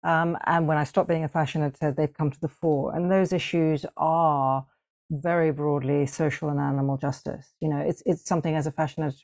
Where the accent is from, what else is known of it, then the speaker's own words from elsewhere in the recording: Hong Kong; I grew up in Hong Kong